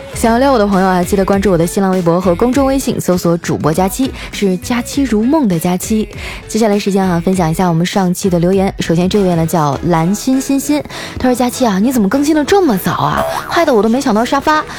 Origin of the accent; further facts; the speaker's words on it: Northeast China, China; now in Shanghai, China; 作为一个东北妹子啊